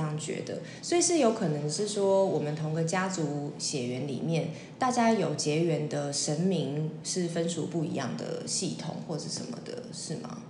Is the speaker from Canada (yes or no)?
no; Taiwan; 毕竟身为一个台湾人，从小在有宫庙的环境长大